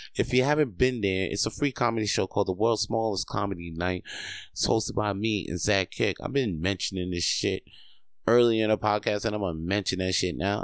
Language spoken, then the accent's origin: English; Quebec, Canada; I ain't that Canadian enough, but I was born here. I was born in Quebecois.